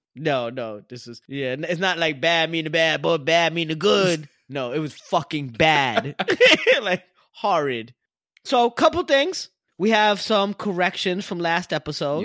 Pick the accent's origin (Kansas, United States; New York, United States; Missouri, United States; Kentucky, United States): New York, United States; New York City; I'm just from Brooklyn